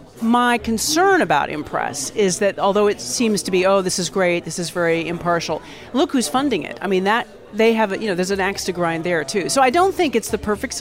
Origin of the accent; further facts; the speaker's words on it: United States; accent: American; moved away as an adult; now in United Kingdom; As an American who's lived outside of America now for over 25 years, it's kind of strange for me to look back because I don't really feel that American anymore, even though I sound American